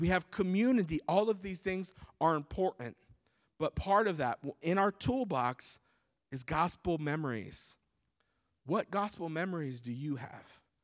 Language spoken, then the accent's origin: English; United States; born and raised in the States like myself